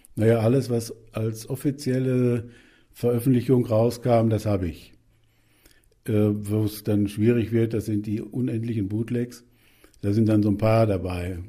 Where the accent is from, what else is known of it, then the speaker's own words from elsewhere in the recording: Germany; bei uns in Deutschland